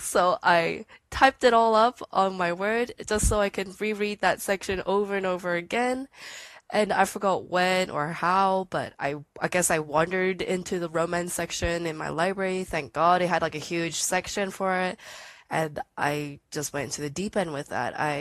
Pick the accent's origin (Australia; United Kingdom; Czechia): Australia; Sydney, New South Wales; I'm from Sydney, Australia